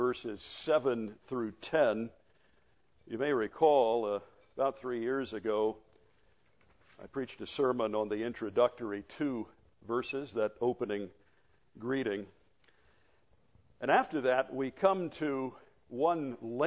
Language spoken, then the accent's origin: English; Florida, United States; as a child growing up in Florida